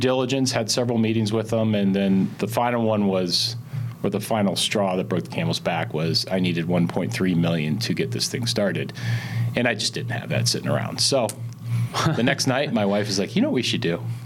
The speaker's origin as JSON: {"language": "English", "town": "Columbus", "region": "Ohio", "country": "United States", "tie": "born or raised there", "also_born_or_lived": "Chicago, Illinois", "moved": "yes", "said": "I grew up in Columbus, Ohio."}